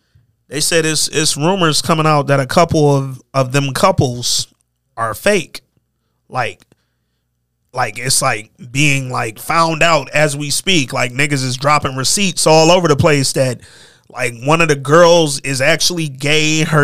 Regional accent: Lansing, Michigan, United States; I'm from Lansing, Michigan, nigga. I don't know if y'all ever, the listeners out there, I don't know how many of y'all been in Lansing. I went to school in East Lansing. It ain't much in Lansing, dog.

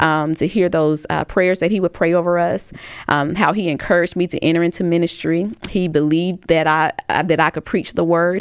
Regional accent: Tuscaloosa, Alabama, United States

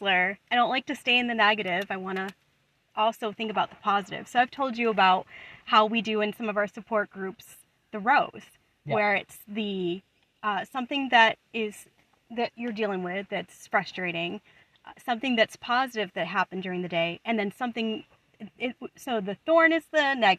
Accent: Buffalo, New York, United States; moved away as an adult; also born or lived in the southern US; I'm from Buffalo

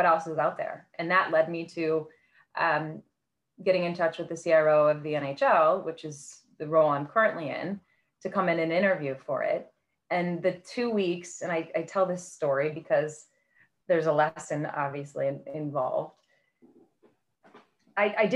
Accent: Midwest, United States; moved away as an adult; also born or lived in Indiana / Illinois / Miami; Growing up in the Midwest

